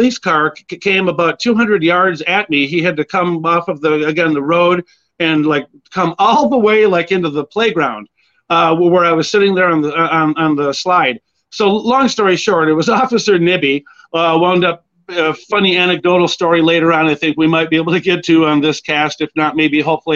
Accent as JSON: {"language": "English", "town": "Edina", "region": "Minnesota", "country": "United States", "tie": "born or raised there", "also_born_or_lived": "Springfield, Illinois", "said": "I grew up out in Edina, Minnesota"}